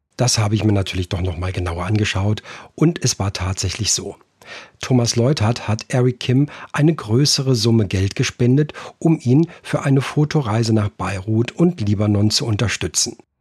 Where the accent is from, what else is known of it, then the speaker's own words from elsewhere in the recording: Frankfurt area, Hesse, Germany; moved away; dass ich ja auch äh, gebürtig Hesse bin, also auch im, im Raum Frankfurt